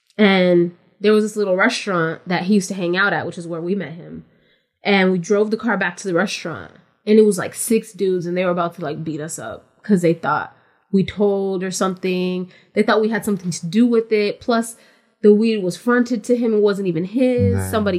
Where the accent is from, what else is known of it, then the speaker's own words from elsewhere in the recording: West Coast, United States; And I'm from the West Coast, so everybody just called me ….